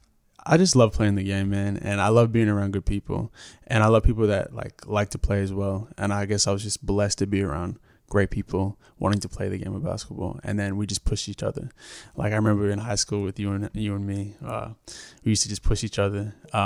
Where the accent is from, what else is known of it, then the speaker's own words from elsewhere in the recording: Brisbane, Queensland, Australia; Well, originally born, raised here in Brisbane, Queensland. My background ethnicity, I'm Torres Strait Islander Aboriginal.